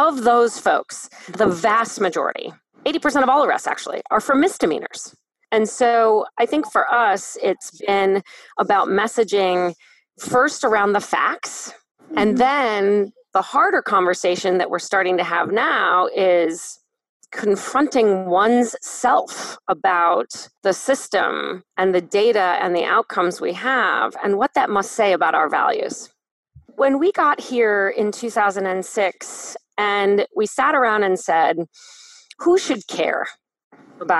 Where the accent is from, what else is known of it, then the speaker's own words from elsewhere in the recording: Canton, Ohio, United States; in my hometown, 24% of people in Canton